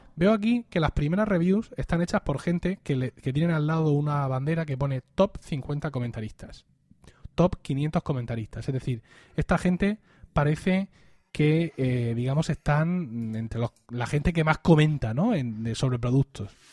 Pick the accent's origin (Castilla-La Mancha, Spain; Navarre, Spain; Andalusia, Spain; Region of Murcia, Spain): Region of Murcia, Spain; Blanca; mi pueblo de 6.000 habitantes teníamos un corresponsal de La Verdad, de La Verdad que es el principal diario de la región